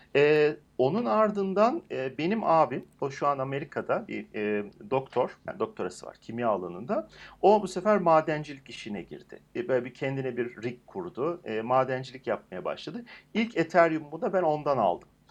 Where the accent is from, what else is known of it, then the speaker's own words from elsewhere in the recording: Turkey; bir Türk olarak